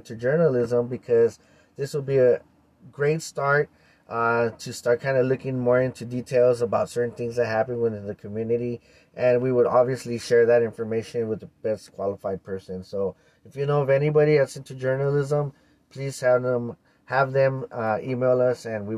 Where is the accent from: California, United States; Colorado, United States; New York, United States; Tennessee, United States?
California, United States; East Los Angeles; I was born and raised in East Los Angeles.